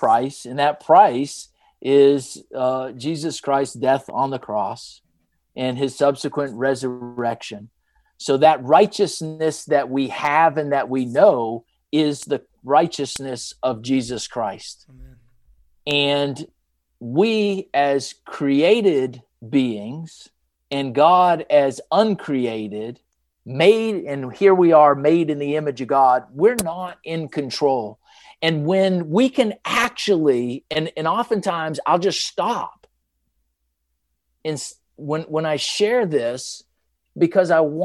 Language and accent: English; Maine, United States; moved away; also born or lived in Atlanta, Georgia; I was born and raised in Maine, which is in the northeast part of the United States